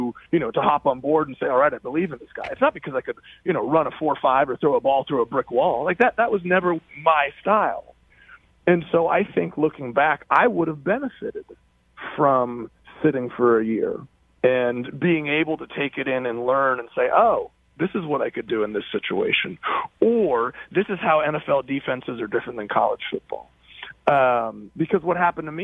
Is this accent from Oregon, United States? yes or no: yes; Oregon, United States; moved away as an adult; I'm from Oregon, and I left, and I've come back